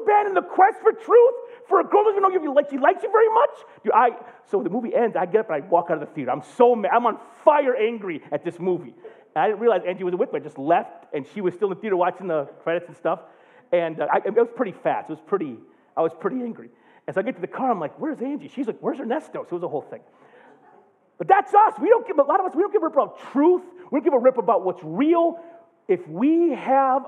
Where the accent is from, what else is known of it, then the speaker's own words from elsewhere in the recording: United States; as an American